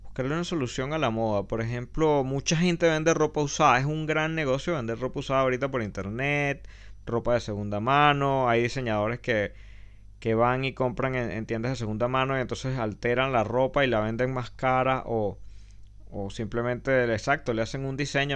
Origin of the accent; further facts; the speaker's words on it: Venezuela; como venezolanos